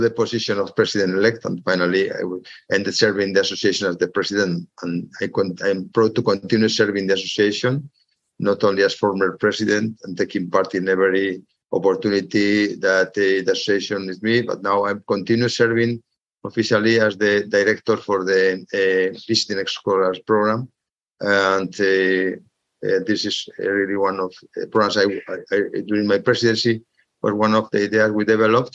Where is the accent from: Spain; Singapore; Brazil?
Spain; Madrid, Community of Madrid; I was born in Madrid, and I was also studying medicine and dentistry in Madrid